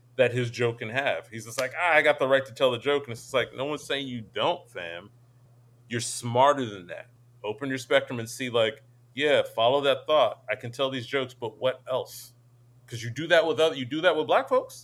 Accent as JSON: {"language": "English", "town": "Scotch Plains", "region": "New Jersey", "country": "United States", "tie": "born or raised there", "said": "I grew up in Union County, Scotch Plains."}